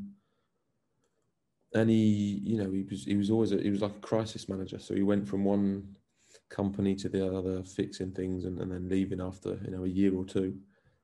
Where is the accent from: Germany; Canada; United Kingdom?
United Kingdom; England; now in Belgium; we're both ginger, we're both English, and we're both football coaches in First Division Belgium